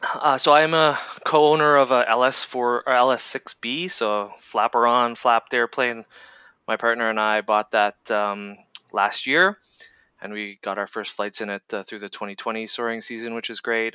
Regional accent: Ontario, Canada; I grew up in Ontario, Canada

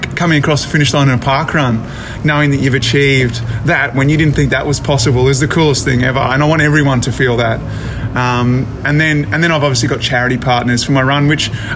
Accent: Brisbane, Queensland, Australia; I'm from Brisbane, Australia

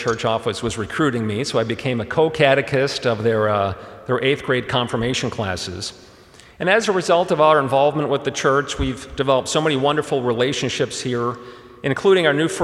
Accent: Chicago, Illinois, United States; first language German; English is a second language; I'm a first-generation American. German was my first language, and my parents came to Chicago

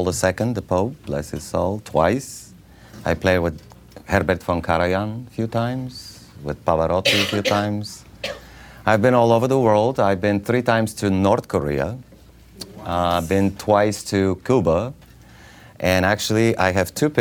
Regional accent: Bulgaria; English is a second language; moved away; I'm from Bulgaria

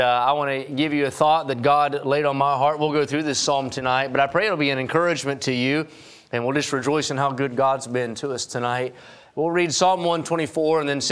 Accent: West Virginia, United States; moved away as an adult; now in California, United States; I'm from West Virginia

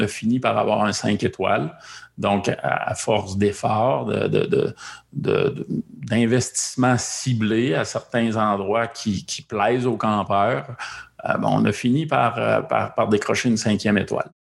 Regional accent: Quebec, Canada; chez nous au Québec

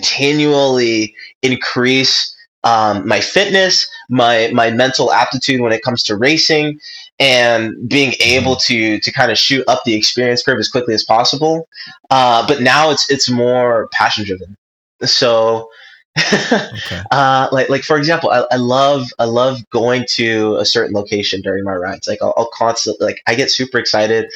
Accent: Ontario, California, United States; also born or lived in Johnson City, Tennessee; we grew up in Ontario

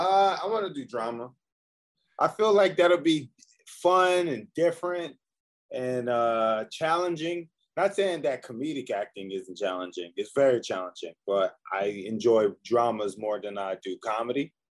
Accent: Philadelphia, Pennsylvania, United States; I'm from Philadelphia. Grew up in Philadelphia, raised in foster care. So I bounced all over Philly.

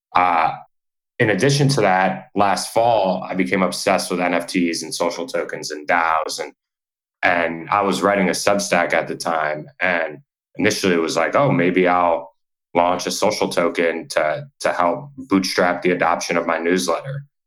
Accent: New York, United States; moved away as an adult; also born or lived in Nashville, Tennessee; I'm from New York originally.

